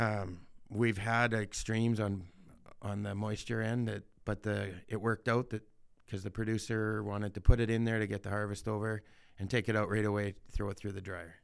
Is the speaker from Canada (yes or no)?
yes; Saskatchewan, Canada; born or raised there